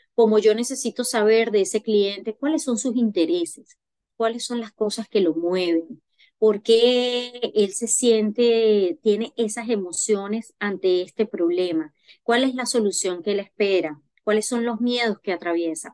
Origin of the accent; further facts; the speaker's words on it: Venezuela; moved away as an adult; now in France; yo soy venezolana. Eh, llegué a Francia en el 2021